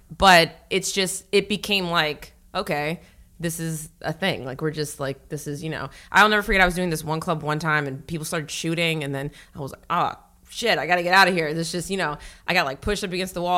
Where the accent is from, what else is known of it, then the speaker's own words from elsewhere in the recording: Northern Virginia, United States; moved away as an adult; also born or lived in Norfolk, Virginia / Florida / Texas / California; now in New York, United States; Originally, I'm from Virginia